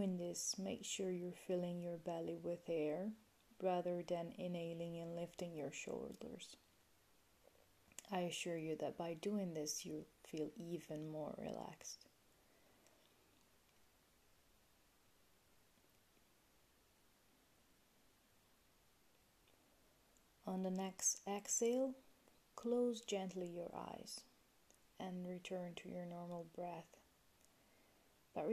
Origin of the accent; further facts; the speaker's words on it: Italy; English is a second language; moved away; I'm originally from Italy, in case you were already wondering about my accent